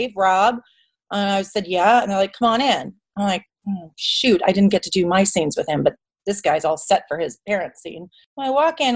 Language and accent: English; United States; also born or lived in Los Angeles / Chicago; my parents came over from Ireland, my brothers came over from Ireland, and I'm the only American born